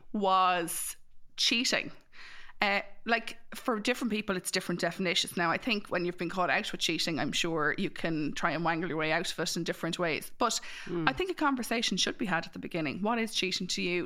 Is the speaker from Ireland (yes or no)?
yes; Mullingar, Leinster, Ireland; I'm from Mullingar